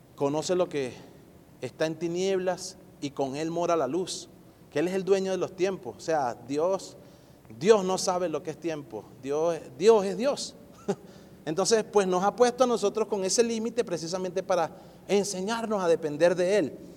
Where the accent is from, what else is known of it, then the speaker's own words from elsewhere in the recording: Venezuela; now in Colorado, United States; yo como, venezolano